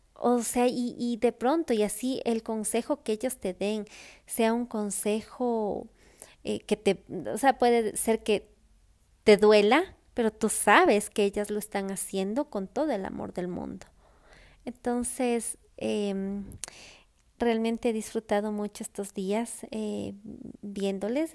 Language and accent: Spanish; Ecuador; moved away; Cuando regreso a mi casa, a Ecuador, yo soy la hija, yo soy la sobrina, yo soy la nieta